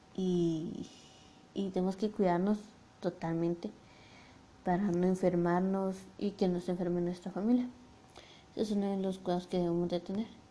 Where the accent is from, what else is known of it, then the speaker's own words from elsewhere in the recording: Guatemala; now in Mixco, Guatemala; yo soy de Guatemala, pero ahorita estoy viviendo en Misco.